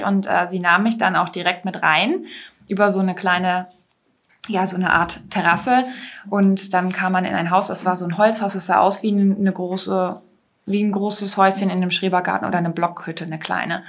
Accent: Lower Saxony, Germany; bei uns in Niedersachsen

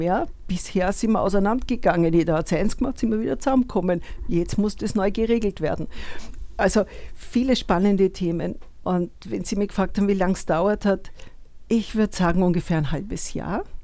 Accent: Upper Austria, Austria; moved away as an adult; also born or lived in Vienna; ich komme aus Oberösterreich und habe in Wien studiert

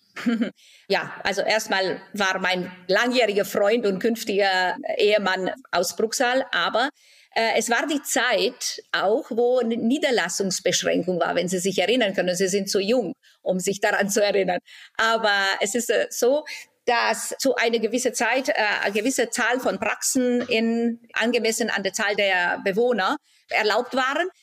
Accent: Timișoara, Timiș County, Romania; moved away as an adult; also born or lived in Germany; now in Baden-Baden, Germany; In Timisoara, Rumänien.

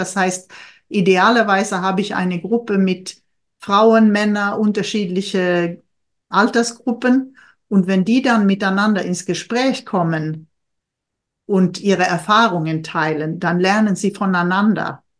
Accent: Sweden; now in Germany; für mich als Schwedin

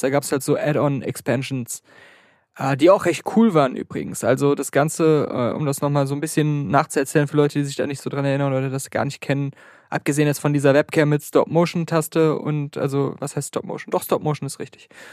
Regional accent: Germany; ich komme aus Deutschland.

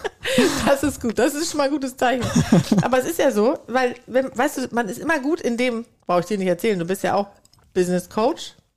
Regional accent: Sweden; now in Germany; ich komme ja nicht nur aus Schweden, sondern bin auch noch auf dem Land aufgewachsen

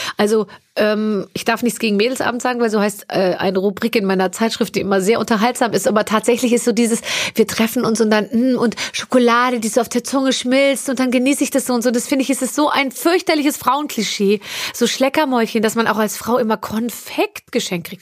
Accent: Munich, Bavaria, Germany; ich bin 74 München. geboren in München und wir sind dann äh, äh, in so einen Vorort gezogen, äh, als ich als ich sechs war.

